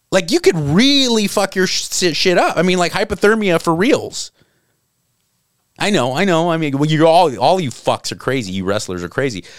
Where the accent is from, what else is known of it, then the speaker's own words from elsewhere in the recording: Southern California, United States; I grew up in Southern California